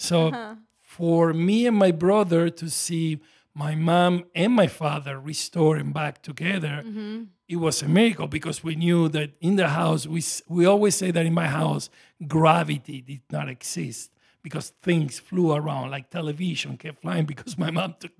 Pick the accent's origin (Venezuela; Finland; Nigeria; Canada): Venezuela; born there; also born or lived in Italy; I was born in Venezuela, actually, South America. My father and my mother were immigrants, like many are here.